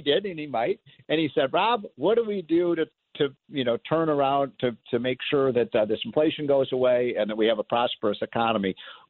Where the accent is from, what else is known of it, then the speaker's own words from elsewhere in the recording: Illinois, United States; my home state of Illinois